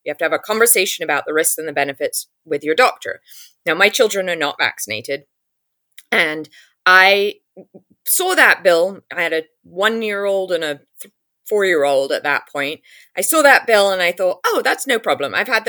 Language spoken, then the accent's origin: English; England, United Kingdom; now in United States; you can hear it from my accent. I grew up in England. I know how the English political system works.